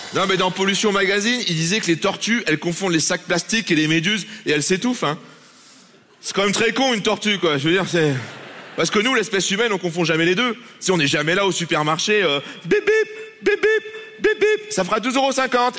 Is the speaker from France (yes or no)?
yes; Lille, Hauts-de-France, France; chez moi, à Lille, à Lille